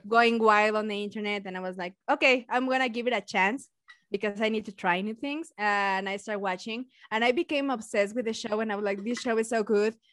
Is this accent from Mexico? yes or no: yes; Mexico; accent: Mexican; English is a second language; my beautiful accent is Mexican one